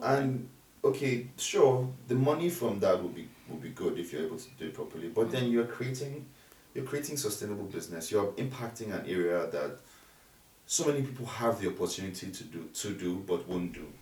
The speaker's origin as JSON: {"language": "English", "region": "Ogun State", "country": "Nigeria", "said": "I'm from Ogun State"}